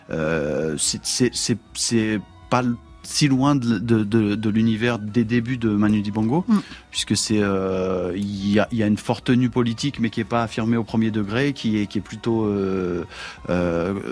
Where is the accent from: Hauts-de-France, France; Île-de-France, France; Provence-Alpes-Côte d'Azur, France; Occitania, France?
Hauts-de-France, France; Amiens; il y avait, je dirais, en province, puisque moi j'ai grandi à Amiens, une manière de faire de la musique qui était forcément collective.